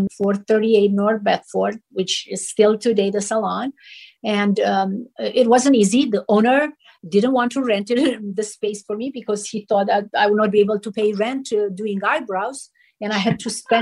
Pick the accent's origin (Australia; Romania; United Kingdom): Romania; moved away as an adult; now in Los Angeles, United States; I came from Romania. We didn't have magazines